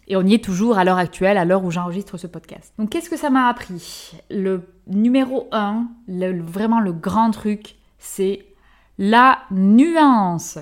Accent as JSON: {"language": "French", "country": "France", "tie": "born or raised there", "also_born_or_lived": "New Zealand / Belgium / Cameroon / Indonesia", "moved": "as an adult", "said": "je suis française, née en France, j'ai fait mes études en France"}